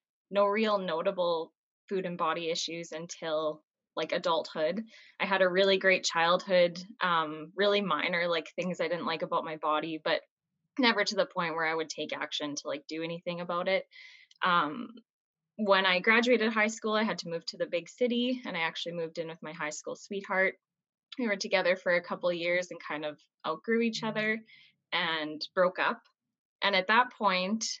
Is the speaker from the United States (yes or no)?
no; Martinsville, Saskatchewan, Canada; I'm from Martinsville, Saskatchewan in Canada.